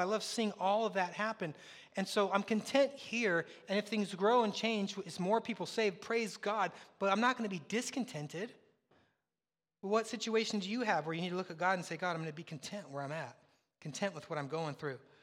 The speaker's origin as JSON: {"language": "English", "area": "the Northwest", "region": "Pacific Northwest", "country": "United States", "moved": "yes", "said": "I'm from the Northwest"}